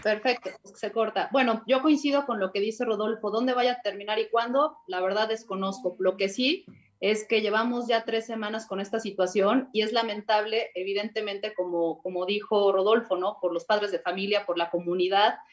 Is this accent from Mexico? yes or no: yes; Puebla, Mexico